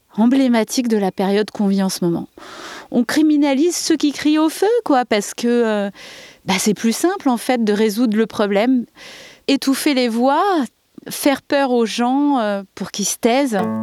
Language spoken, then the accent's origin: French; Saint-Denis, Île-de-France, France; moved away as an adult; now in Verfeil-sur-Seye, France; je viens de Saint-Denis